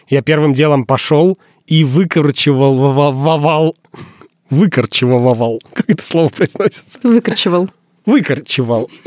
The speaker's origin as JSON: {"language": "Russian", "town": "Izhevsk", "region": "Udmurtia", "country": "Russia", "said": "Да хуй вы, я из Ижевска."}